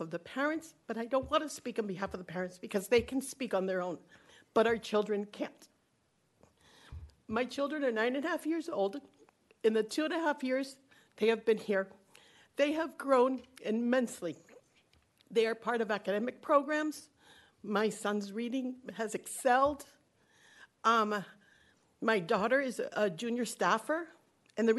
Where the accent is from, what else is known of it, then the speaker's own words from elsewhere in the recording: Florida, United States; moved away as an adult; I'm from Florida